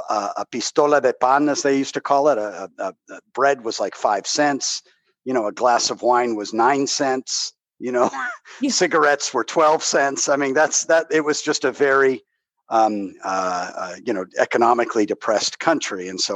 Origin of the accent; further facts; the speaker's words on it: Los Angeles, California, United States; first language Spanish; also born or lived in Madrid, Spain; growing up in Los Angeles